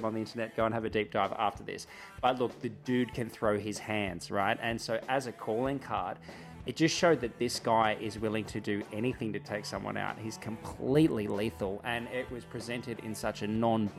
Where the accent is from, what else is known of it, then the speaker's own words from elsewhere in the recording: Albury, New South Wales, Australia; I come from Albury, a place that's got a pretty rad regional cinema